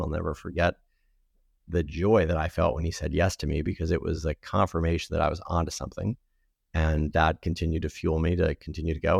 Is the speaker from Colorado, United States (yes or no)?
no; Providence, Rhode Island, United States; I grew up in Providence, Rhode Island